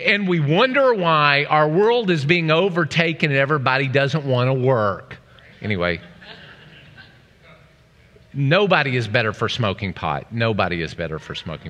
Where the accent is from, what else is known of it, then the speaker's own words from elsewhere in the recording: Oklahoma, United States; I'm from Oklahoma.